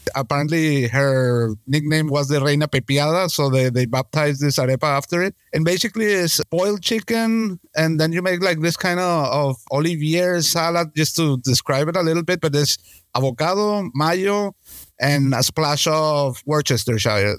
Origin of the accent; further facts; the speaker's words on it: Venezuela; I'm from Venezuela